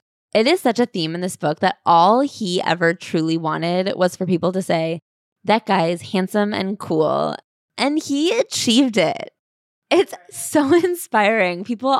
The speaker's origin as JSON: {"language": "English", "country": "Canada", "tie": "born or raised there", "also_born_or_lived": "Harbin, China", "said": "I couldn't help that I grew up in Canada or that my problems were different from theirs. I didn't come to Canada by choice, and I would have been just as happy growing up in Harbin with my grandparents."}